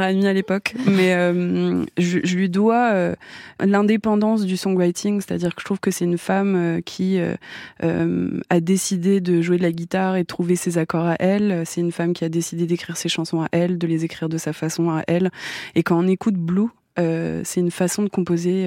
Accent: France; je suis française

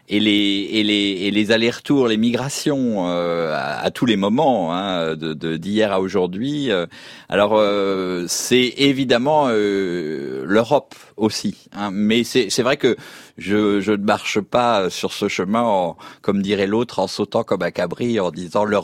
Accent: Paris, Île-de-France, France; born there; Je suis né à Paris.

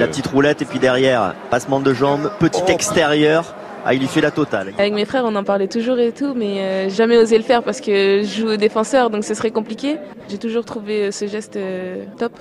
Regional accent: Brest, Brittany, France; je suis native de Brest

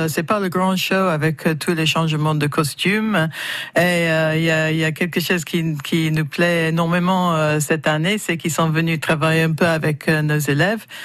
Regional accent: France; moi, en tant que Français

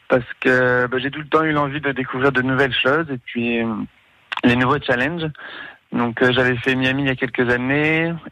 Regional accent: France; on arrive un petit peu avec une crédibilité parce qu'on est français, oui.

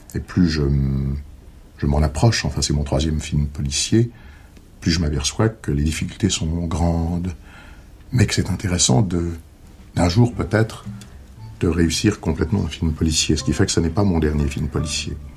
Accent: Paris, Île-de-France, France; Je suis parisien. J'étais d'une petite bourgeoisie du 9e arrondissement. Je suis né Chaussée-d'Antin, j'y ai vécu 16 ans.

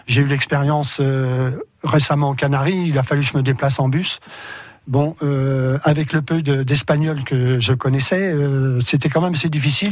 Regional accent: France; nous, en tant que Français

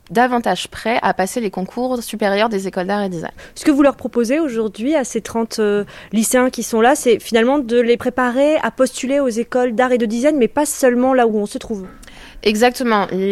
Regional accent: Strasbourg, Grand Est, France; Je viens d'Alsace, de Strasbourg.

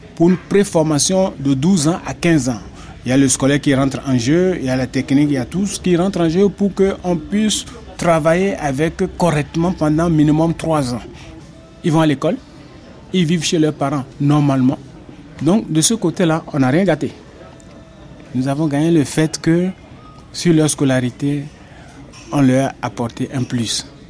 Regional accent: Benin; moved away as an adult; now in France; Je suis parti du Bénin il y a quelques années.

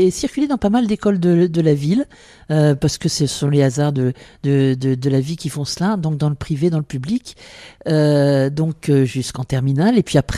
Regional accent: Amiens, Hauts-de-France, France; Oui, je suis né à Amiens. Donc à l'époque, mes parents euh, n'habitaient pas à Amiens, ils habitaient à Fluy, une petite commune à 15 km d'Amiens.

